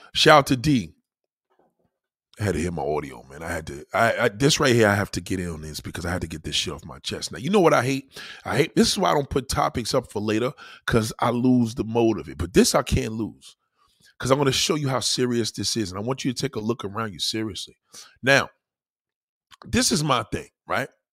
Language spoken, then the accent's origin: English; New York City, New York, United States; I'm a New Yorker.